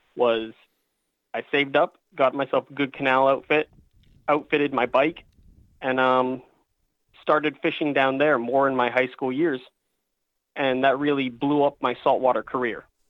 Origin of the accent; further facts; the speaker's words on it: Falmouth, Massachusetts, United States; moved away as an adult; also born or lived in Virginia; I'm a lifelong Cape Cod resident. I grew up in Falmouth